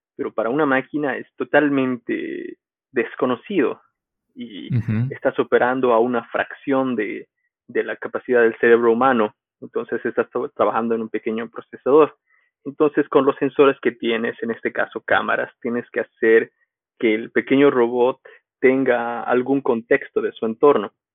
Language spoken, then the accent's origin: Spanish; Bolivia; moved away as an adult; also born or lived in United States; volví a Bolivia y di clases